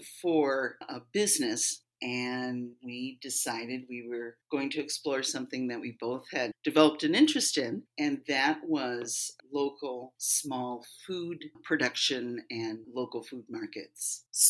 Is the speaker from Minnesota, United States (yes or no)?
yes; Twin Cities Metro, Minnesota, United States; moved away as an adult; also born or lived in Illinois; I grew up in Minnesota around the Twin Cities Metro, and then I met my life partner and now my business partner, Tahir, in Illinois.